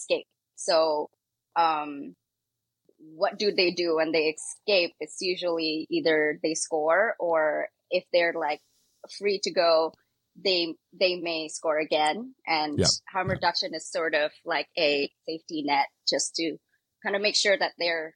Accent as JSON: {"language": "English", "country": "Indonesia", "moved": "as an adult", "lives_now": "Canada", "said": "I'm from Indonesia"}